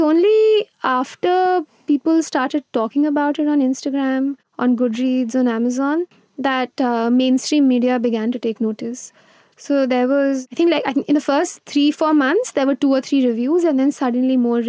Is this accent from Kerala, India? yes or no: no; Gujarat, India; also born or lived in Mumbai; I was born in Bombay, but I grew up in Gujarat, which is funny considering that I've written a Bombay novel now. I moved every 2 or 3 years.